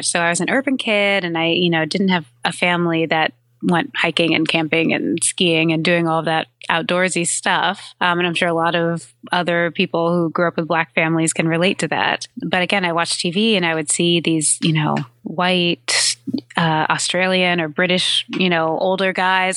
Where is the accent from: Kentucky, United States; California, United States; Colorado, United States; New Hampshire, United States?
California, United States; San Francisco; now in New York, United States; Yeah, I'm definitely a Californian. I haven't lived there in quite some time now, but I was born in San Francisco